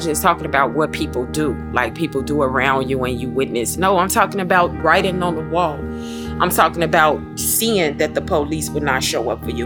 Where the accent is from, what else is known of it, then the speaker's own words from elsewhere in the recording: Chicago, Illinois, United States; I'm from the Hornets, from the projects West Side.